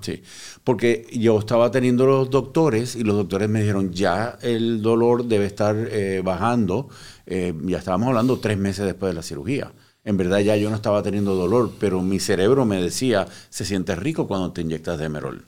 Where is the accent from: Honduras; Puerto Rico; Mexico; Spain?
Puerto Rico; moved away; also born or lived in Cuba; Yo eh, nací en Cuba, me crié en Puerto Rico